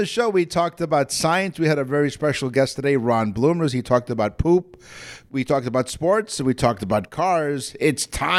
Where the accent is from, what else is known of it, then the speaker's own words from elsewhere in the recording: Toronto, Ontario, Canada; Toronto, Canada, my hometown here where I am